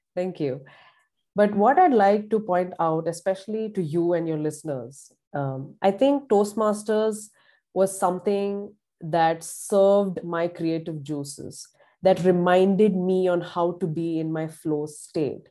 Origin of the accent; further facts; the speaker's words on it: Pune, Maharashtra, India; moved away as an adult; now in Columbus, Indiana, United States; I grew up in a very big, bustling, cosmopolitan city in India called Pune